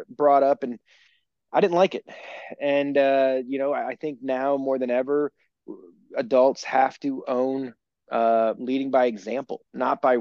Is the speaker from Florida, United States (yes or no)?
no; Maryland, United States; I grew up in Maryland, about 2 hours from Ocean City